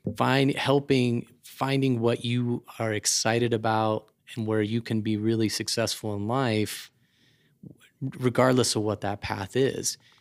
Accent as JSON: {"language": "English", "town": "Aurora", "region": "Colorado", "country": "United States", "tie": "born or raised there", "also_born_or_lived": "Nebraska / Washington, D.C.", "moved": "as an adult", "lives_now": "Denver, United States", "said": "I grew up in Aurora."}